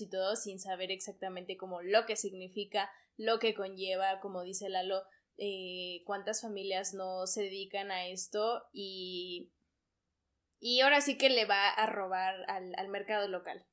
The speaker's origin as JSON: {"language": "Spanish", "country": "Mexico", "said": "nosotros como mexicanos"}